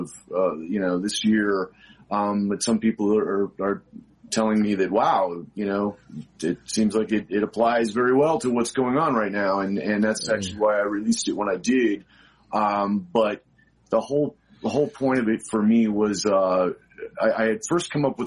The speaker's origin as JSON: {"language": "English", "town": "Albuquerque", "region": "New Mexico", "country": "United States", "tie": "born or raised there", "said": "I grew up in Albuquerque, New Mexico"}